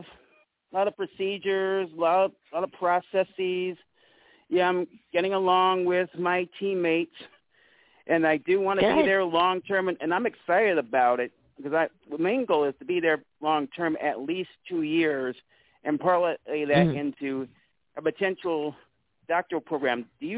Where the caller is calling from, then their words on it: Holly Springs, Mississippi, United States; from Holly Springs, Mississippi.